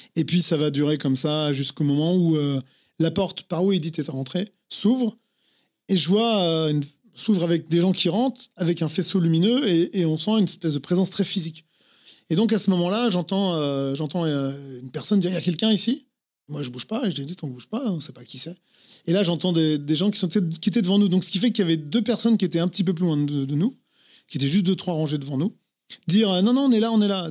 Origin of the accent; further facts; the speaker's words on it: Vierzon, Centre-Val de Loire, France; moved away; also born or lived in Paris; je viens de Vierzon, dans le Cher